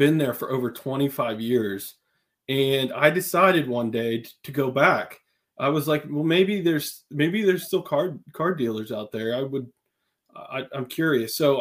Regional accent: Western Pennsylvania, United States; I'm from Western Pennsylvania, and we had like one stoplight in our town

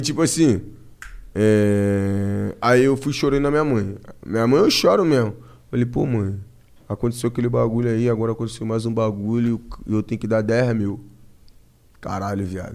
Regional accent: Rio de Janeiro, Brazil; also born or lived in Piabetá, Magé; Aqui em São Paulo, mano, eu sou cria do Rio.

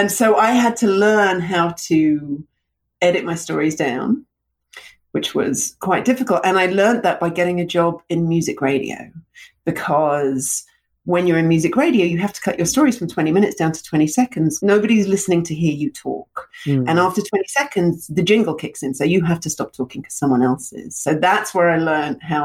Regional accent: London, United Kingdom; moved away; also born or lived in Russia; I moved from Russia to London when I was two

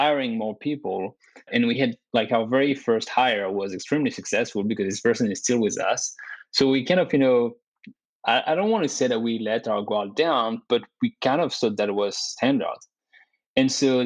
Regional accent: France; also born or lived in Dubai / Canada; now in United States; I was born and raised in France.

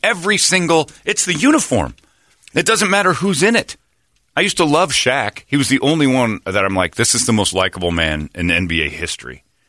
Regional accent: Chicago, Illinois, United States; I grew up in South Chicago

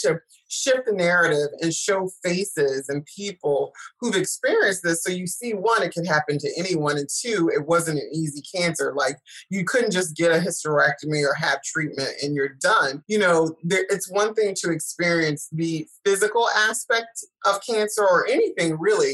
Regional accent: South Carolina, United States; I'm from South Carolina, so I do say y'all

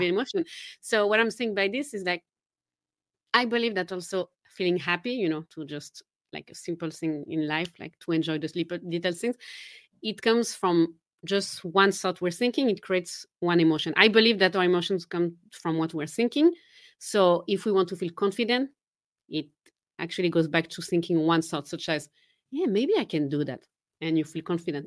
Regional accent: Geneva, Switzerland; first language French; English is a second language; moved away; I'm originally from Geneva, Switzerland, so I do speak French, my mother tongue is French

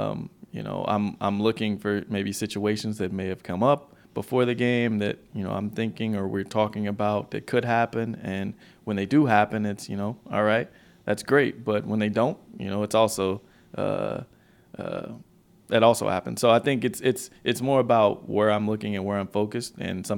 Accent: Memphis, Tennessee, United States; Memphis, Tennessee.

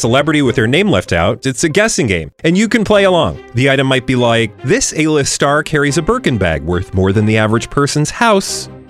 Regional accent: Midwest, United States; moved away; also born or lived in Texas; I grew up in the Midwest

